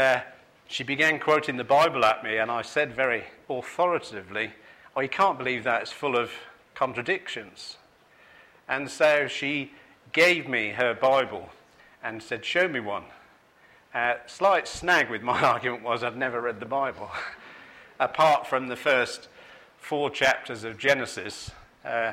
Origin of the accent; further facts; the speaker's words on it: Manchester, North West England, United Kingdom; I grew up in Manchester